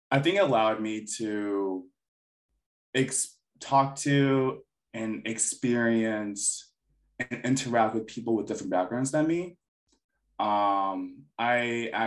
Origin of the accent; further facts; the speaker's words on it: United States; And like when people ask me questions, I'm like, oh yeah, I'm Filipino American. Like this is stuff I would grew up with and stuff. This is the type of food I eat.